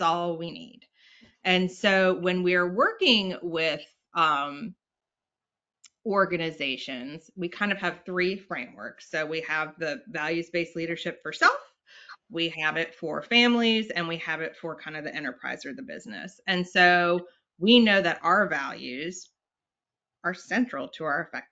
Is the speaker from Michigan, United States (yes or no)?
no; North Carolina, United States; also born or lived in Richmond; I'm from North Carolina